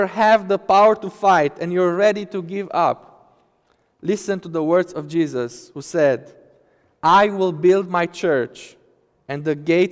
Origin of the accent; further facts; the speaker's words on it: Romania; moved away; my home country, Romania